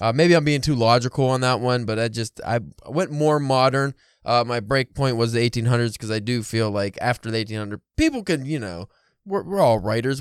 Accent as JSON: {"language": "English", "country": "United States", "said": "I'm American boy"}